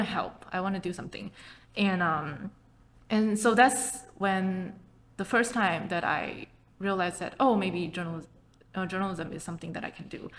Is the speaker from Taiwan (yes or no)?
yes; Taipei, Taiwan; English is a second language; I started just like you know a lot of kids in Taipei. I started learning English when I was in kindergarten